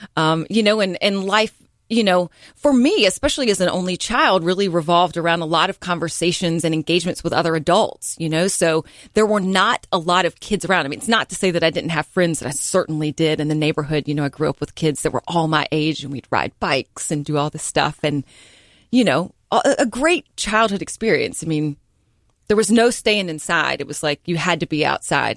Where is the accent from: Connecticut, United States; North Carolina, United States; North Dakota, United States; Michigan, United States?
North Carolina, United States; Hickory; moved away as an adult; also born or lived in Greensboro, North Carolina / Tampa, Florida; now in Charleston, United States; I'm originally from Hickory, North Carolina, and, uh, as, you know, was born and raised there